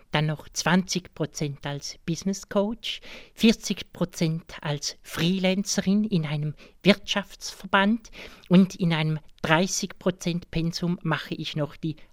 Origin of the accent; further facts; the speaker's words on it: Aargau, Switzerland; Ja gut, für mich als Aargauer ist es klar, oder?